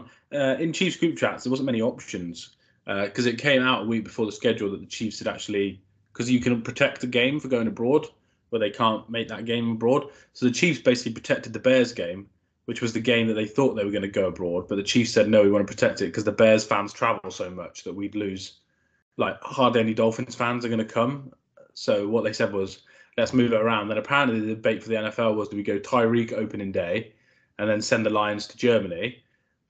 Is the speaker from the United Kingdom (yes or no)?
yes; United Kingdom; as a British fan